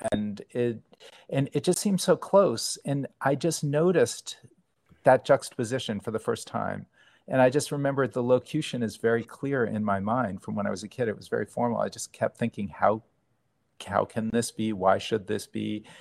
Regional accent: New Haven, Connecticut, United States; I grew up in New Haven.

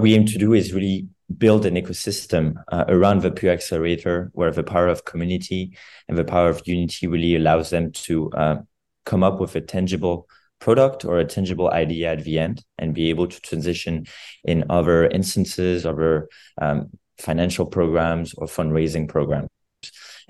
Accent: Geneva, Switzerland; when I grew up in Geneva

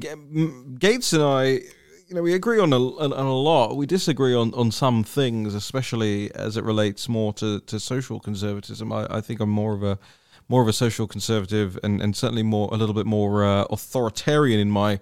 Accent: United Kingdom; I'm British

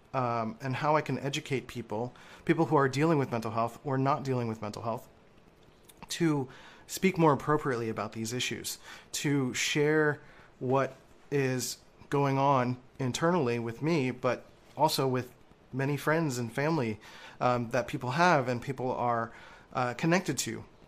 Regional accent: Philadelphia, Pennsylvania, United States; growing up in Philly

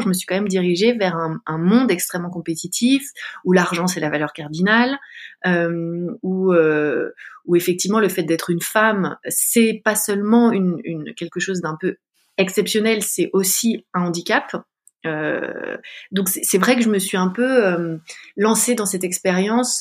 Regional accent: Paris, Île-de-France, France; je suis une, une, femme française d'une trentaine d'années. J'ai grandi à Paris.

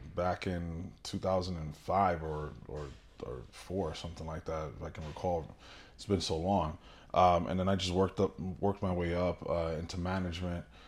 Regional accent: New York City, New York, United States; moved away; born and raised in Brooklyn, New York, uh, a descendant of, uh, of a Dominican family

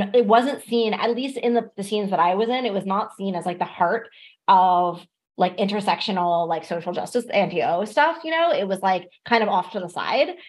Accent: Ontario, Canada; I'm from Ontario and like I most of my experience with this culture happened in Toronto

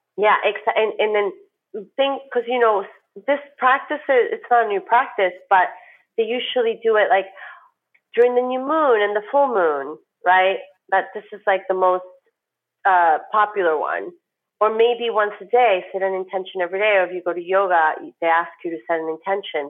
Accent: New York, United States; moved away as an adult; now in Miami, United States; as a New Yorker

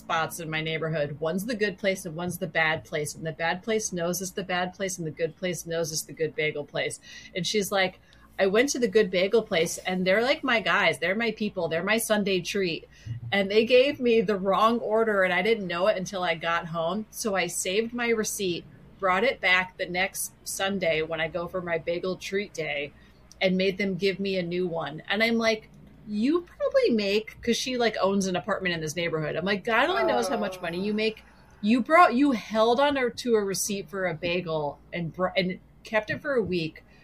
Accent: New Jersey, United States; also born or lived in Astoria, Queens, New York; now in New York City, United States; I'm from New Jersey.

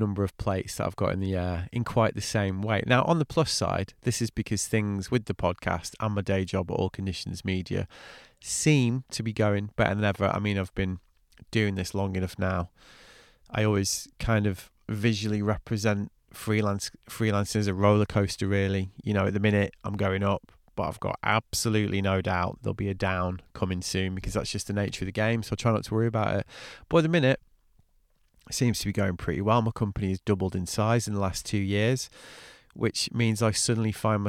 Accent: England, United Kingdom; also born or lived in France; I'm English.

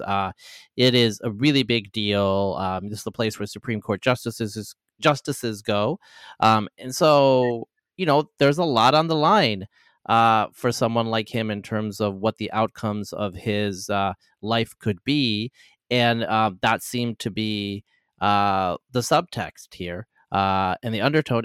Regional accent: Oregon, United States; I'm actually from the Pacific Northwest too. I'm from Oregon

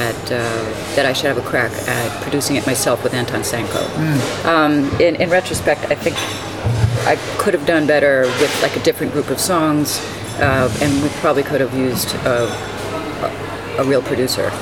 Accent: New York City, New York, United States; I grew up in East Harlem, and I grew up in on the Upper West Side, very mixed neighborhoods

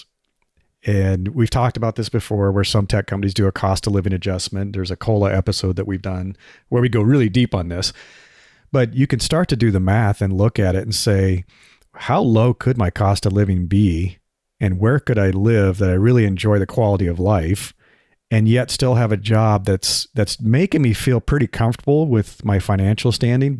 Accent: Nebraska, United States; moved away; also born or lived in Bay Area, California; I grew up in Nebraska where the cost of living is super low

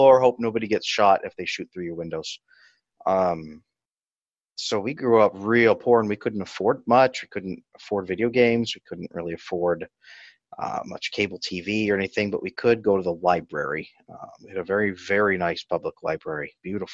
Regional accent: Central Valley of California, United States; I grew up in the Central Valley of California

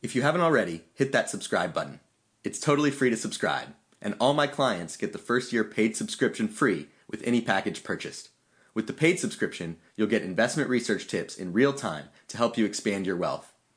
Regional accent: Atlanta, Georgia, United States; my hometown of Atlanta

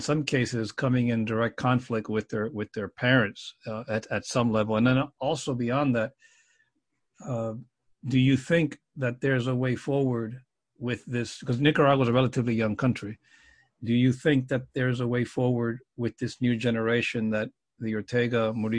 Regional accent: South Florida, United States; I grew up in South Florida

